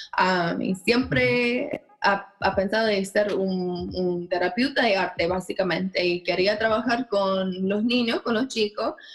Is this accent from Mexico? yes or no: no; Minnesota, United States; Spanish is a second language; yo soy de Minnesota